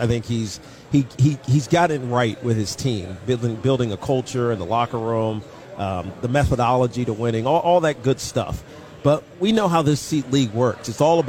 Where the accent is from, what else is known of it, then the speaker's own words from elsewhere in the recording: Roanoke, Virginia, United States; we grew up in Roanoke.